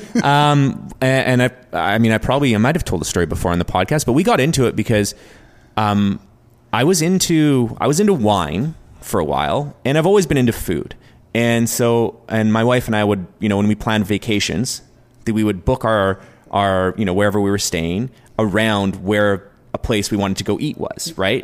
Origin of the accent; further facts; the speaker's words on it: New Westminster, British Columbia, Canada; we're both from New West